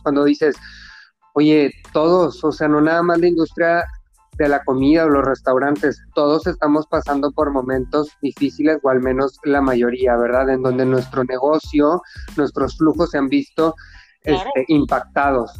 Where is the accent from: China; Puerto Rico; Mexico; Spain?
Mexico; así somos los mexicanos